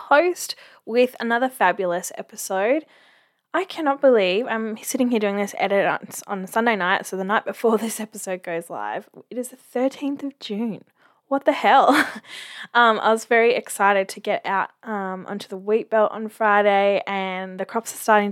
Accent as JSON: {"language": "English", "region": "Queensland", "country": "Australia", "moved": "yes", "said": "my home state of Queensland"}